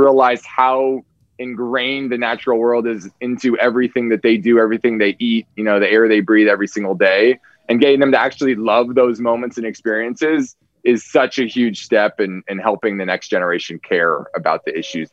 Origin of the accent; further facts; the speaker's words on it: Marin County, California, United States; I actually grew up in Marin's just across the Golden Gate Bridge